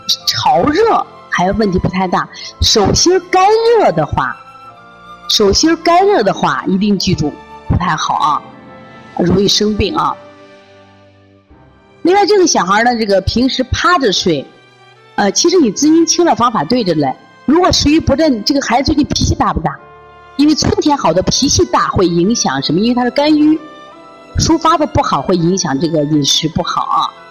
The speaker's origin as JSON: {"language": "Chinese", "region": "Shaanxi", "country": "China", "said": "你像我们陕西人这样吃行不行？不行。那么，让广东人喝这个加多宝没问题，像我们这个北方人就不要喝了。"}